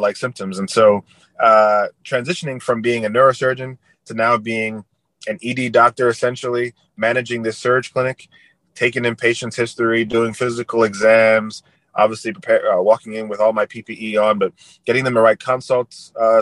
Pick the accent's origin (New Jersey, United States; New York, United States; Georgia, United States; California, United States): New Jersey, United States; moved away as an adult; also born or lived in Florida; I was coming from New Jersey as a prep school kid down to Florida